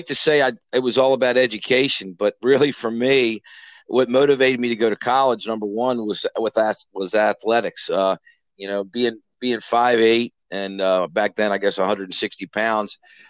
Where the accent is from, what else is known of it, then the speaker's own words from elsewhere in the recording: Woodlawn, Maryland, United States; moved away as an adult; also born or lived in Salisbury, Maryland / Florida; now in West Ocean City, United States; I grew up in Woodlawn in Baltimore County, just outside the city.